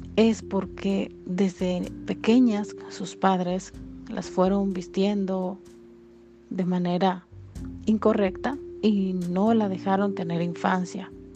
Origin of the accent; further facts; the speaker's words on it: Dominican Republic; aquí en mi país, República Dominicana